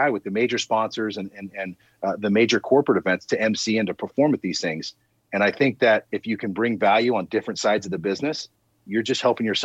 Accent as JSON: {"language": "English", "region": "Southern California", "country": "United States", "tie": "born or raised there", "also_born_or_lived": "El Paso", "moved": "as an adult", "said": "I grew up in Southern California, flip flops and palm trees. You know what I mean? And so to go from the Southern California life to the El Paso life, which is completely different culture, completely different way of living."}